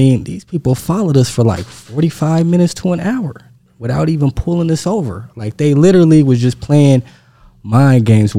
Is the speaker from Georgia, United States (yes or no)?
no; Stockton, California, United States; I'm from Stockton, California, about 40 minutes from Oakland.